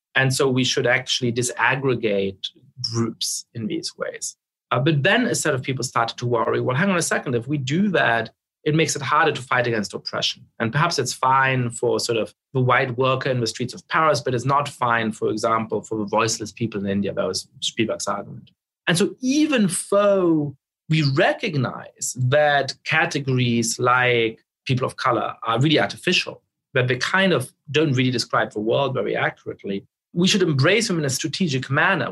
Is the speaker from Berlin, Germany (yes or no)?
no; Munich, Bavaria, Germany; also born or lived in Poland; now in United States; I was growing up in Munich in the center of town.